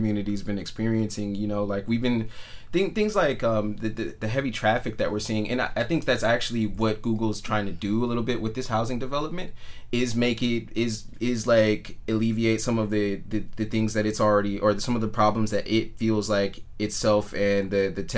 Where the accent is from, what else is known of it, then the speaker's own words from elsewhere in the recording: Richmond, California, United States; also born or lived in Reno, Nevada; my hometown of Richmond